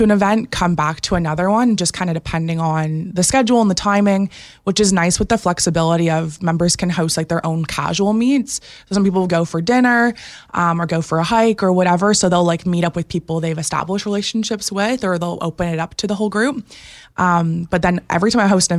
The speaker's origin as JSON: {"language": "English", "town": "Innisfil", "region": "Ontario", "country": "Canada", "tie": "born or raised there", "also_born_or_lived": "Barrie", "said": "I'm from Innisfil, so basically Barrie my whole life"}